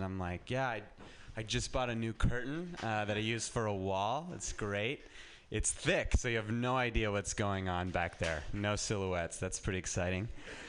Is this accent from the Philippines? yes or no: no; Reno, Nevada, United States; now in San Francisco, United States; I'll go home, and I'm from Reno, and just getting out of Reno and living in San Francisco, I feel like is an accomplishment.